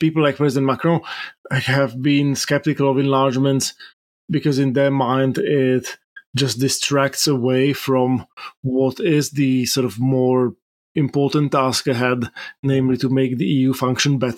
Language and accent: English; Slovakia; my home country of Slovakia